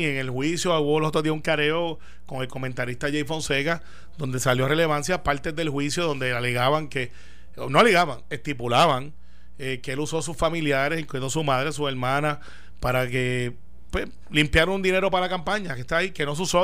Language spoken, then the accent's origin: Spanish; Puerto Rico; como yo creo que queremos ser la inmensa mayoría de los puertorriqueños